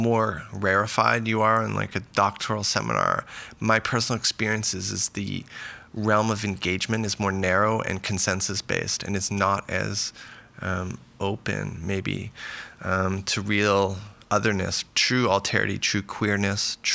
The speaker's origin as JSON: {"language": "English", "town": "Vancouver", "region": "British Columbia", "country": "Canada", "tie": "born or raised there", "moved": "yes", "lives_now": "Los Angeles, United States", "said": "I grew up in Vancouver"}